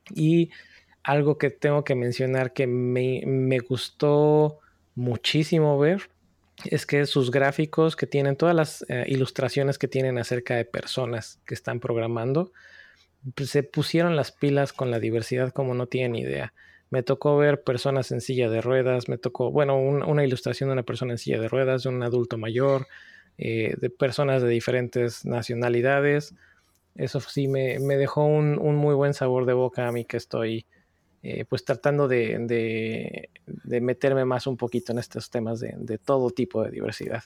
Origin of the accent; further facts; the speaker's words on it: Puebla, Mexico; moved away; también soy de Puebla, de México.